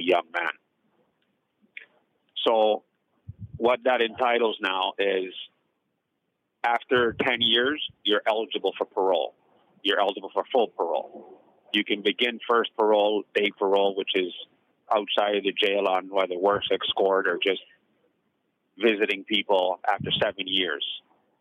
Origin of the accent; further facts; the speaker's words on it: Toronto, Ontario, Canada; also born or lived in Jamaica; I grew up basically in the Jane Foot corridor of Toronto, Canada